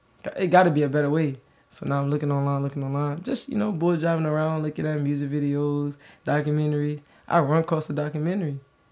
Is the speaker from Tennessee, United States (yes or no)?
no; Birmingham, Alabama, United States; I'm from Birmingham, Alabama. I was born June 23rd, 1996. I'm 25 years old